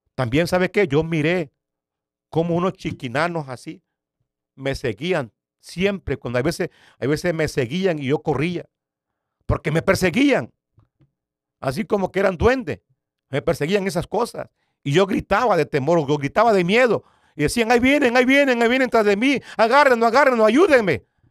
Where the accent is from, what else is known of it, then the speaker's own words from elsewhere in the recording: Nicaragua; moved away as an adult; also born or lived in San Salvador, El Salvador; yo soy originario de Nicaragua